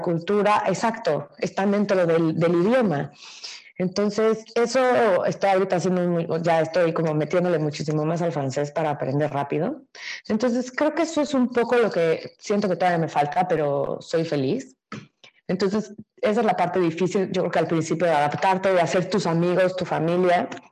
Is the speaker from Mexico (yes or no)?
yes; Mexico